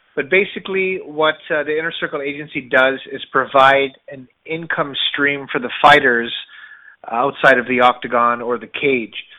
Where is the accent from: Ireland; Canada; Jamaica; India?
Canada; I was born in Canada, but my mother's from the Caribbean